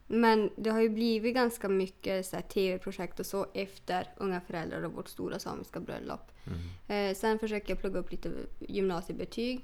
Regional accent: Norrland, Sweden; Jag har växt upp med en pappa som var renskötare

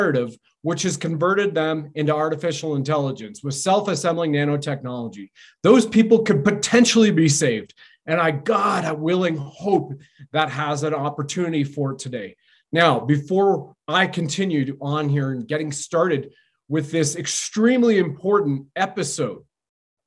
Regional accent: Canada; I've served my country at the federal level as a Canadian infantry soldier

